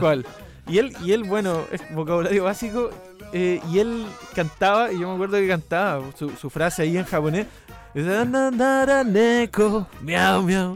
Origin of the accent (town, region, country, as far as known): Chile; moved away as an adult; also born or lived in Canada